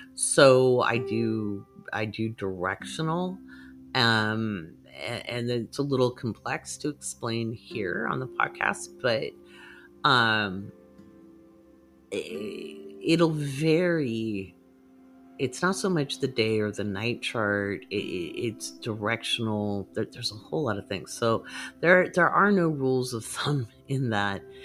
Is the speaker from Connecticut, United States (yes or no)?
no; Oregon, United States; moved away; also born or lived in England / Ivory Coast / Bahrain; I was pretty shy actually growing up in Oregon.